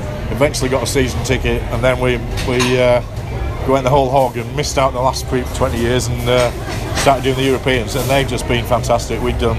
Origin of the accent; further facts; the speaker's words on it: Cumbria, North West England, United Kingdom; We're from Cumbria.